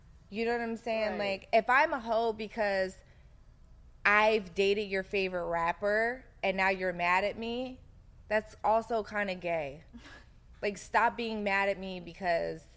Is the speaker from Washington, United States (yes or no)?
no; Philadelphia, Pennsylvania, United States; I grew up in South Philly